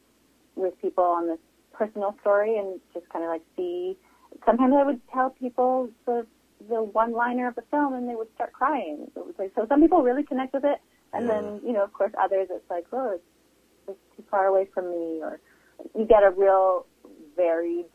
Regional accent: Vancouver, British Columbia, Canada; that part of Vancouver, we grew up in Kerrisdale

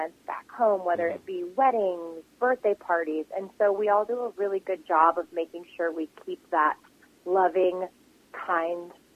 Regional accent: Michigan, United States; I come from Michigan.

